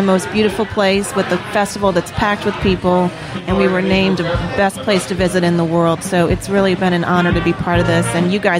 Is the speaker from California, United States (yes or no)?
no; New Orleans, Louisiana, United States; New Orleans is always my hometown